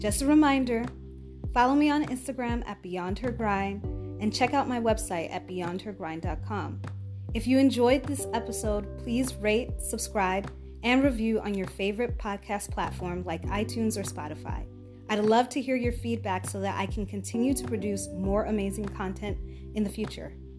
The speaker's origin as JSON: {"language": "English", "town": "Chicago", "region": "Illinois", "country": "United States", "tie": "born or raised there", "said": "I'm from Chicago. Grew up in the South Suburbs"}